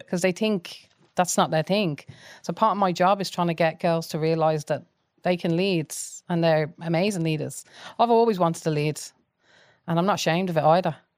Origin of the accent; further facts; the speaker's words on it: Coventry, West Midlands, United Kingdom; now in Ireland; I grew up, as you can probably tell from my accent, I grew up in, um, Coventry in, in England